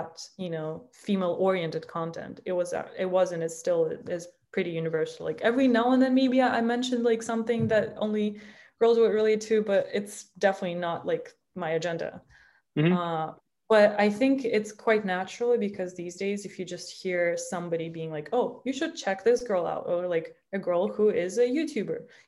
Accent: Minsk, Belarus; now in United States; if I were to live in my hometown, Minsk

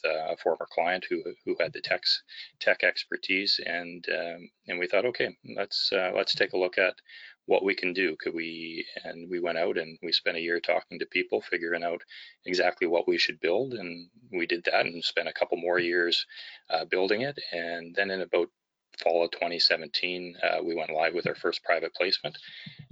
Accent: Vancouver, British Columbia, Canada; I'm from Vancouver, British Columbia, and a securities lawyer here

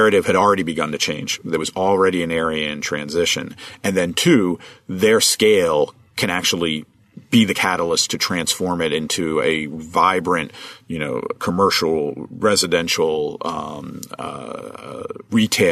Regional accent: right outside of Trenton, New Jersey, United States; moved away; I grew up right outside of Trenton, New Jersey

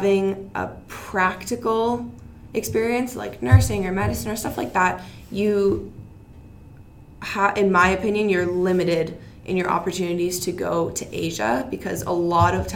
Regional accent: Canada; I'm Canadian and this is the school I go

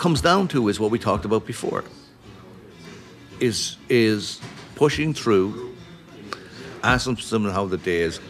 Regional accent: Wexford, County Wexford, Ireland; accent: Irish; now in Minneapolis, United States; oh, no, I'm from Wexford.

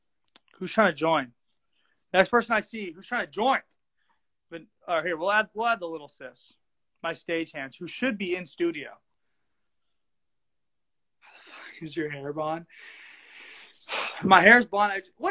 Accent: Texas, United States; now in Southern California, United States; I was actually born in Texas

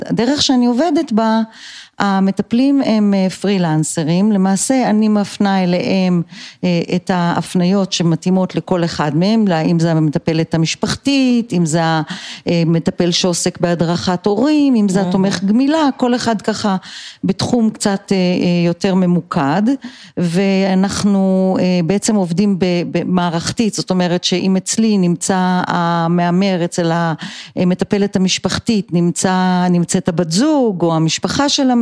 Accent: Israel; born or raised there; also born or lived in United States / Colorado

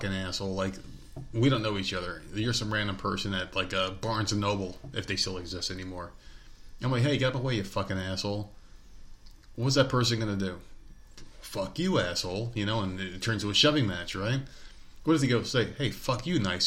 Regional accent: the North, United States; moved away; We're people from the North

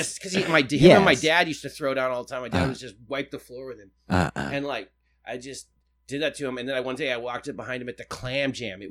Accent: Soldotna, Alaska, United States; moved away as an adult; also born or lived in Las Vegas, Nevada; now in Portland, United States; I am from Soldotna, Alaska.

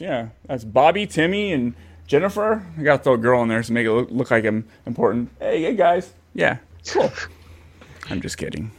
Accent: Bay Area, California, United States; moved away as an adult; now in Fresno, United States; I grew up in the Bay Area

